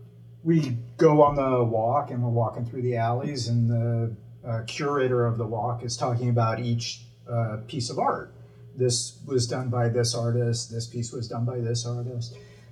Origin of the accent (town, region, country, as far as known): Los Angeles, California, United States; born or raised there